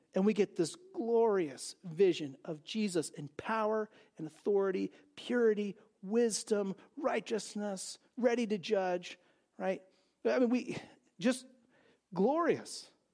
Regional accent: California, United States; I grew up in California

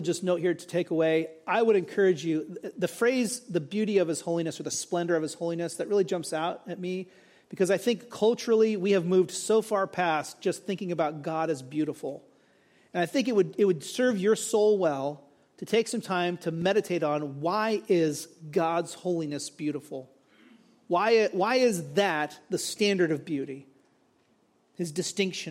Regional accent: California, United States; moved away; also born or lived in Dallas, Texas; I grew up in California

